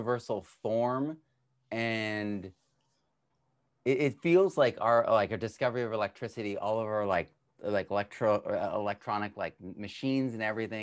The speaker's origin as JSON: {"language": "English", "country": "Ireland", "said": "I'm Irish"}